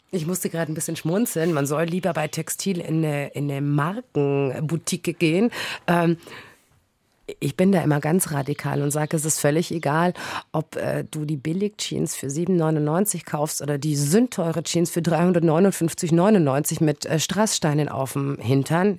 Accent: Bavaria, Germany; bei uns in Bayern

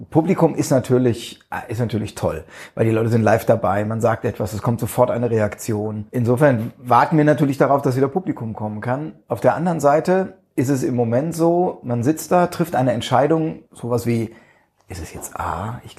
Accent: Neustadt an der Weinstraße, Rhineland-Palatinate, Germany; Richtig, ich bin geborener Pfälzer.

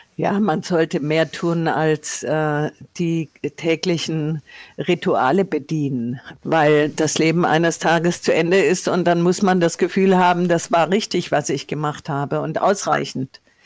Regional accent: Tuttlingen, Baden-Württemberg, Germany; now in Nordhessen, Germany; von Tuttlingen, meiner Heimatstadt in ähm, Baden-Württemberg

